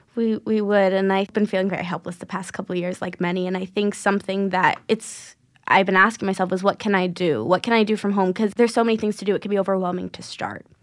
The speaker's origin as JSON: {"language": "English", "region": "New York", "country": "United States", "tie": "born or raised there", "said": "I grew up in New York"}